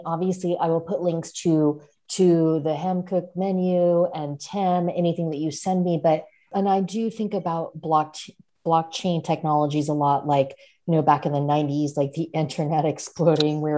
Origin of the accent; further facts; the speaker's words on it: Seattle, Washington, United States; I'm from Seattle, which is where Robert Hess Drink Boy is from